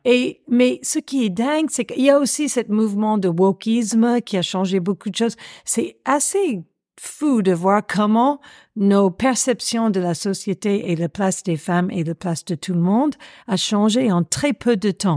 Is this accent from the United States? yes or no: yes; United States; accent: American; French is a second language; moved away as an adult; now in Paris, France; Je suis américaine, ça s'entend